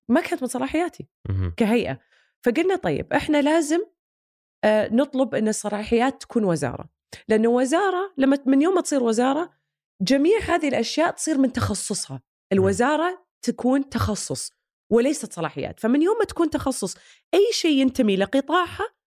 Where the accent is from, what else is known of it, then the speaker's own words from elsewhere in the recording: Saudi Arabia; كلنا كسعوديين